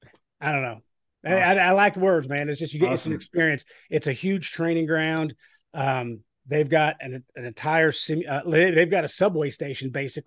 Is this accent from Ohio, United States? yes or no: no; Kentucky, United States; And I am from Southern, you know, I'm from Kentucky. Right, I live in Southern Indiana.